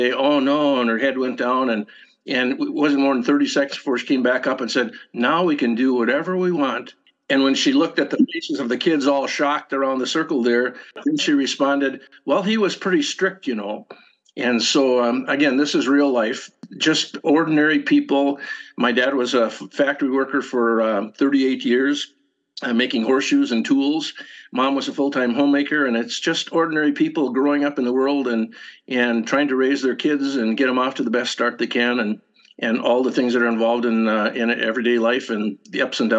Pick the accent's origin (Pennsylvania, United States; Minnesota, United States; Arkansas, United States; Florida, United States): Minnesota, United States; This is a memoir, or you could say a collection of essays about growing up in the Northwoods in the 1950s and 60s, Northwoods of Minnesota, on a little lake that no one else lived on.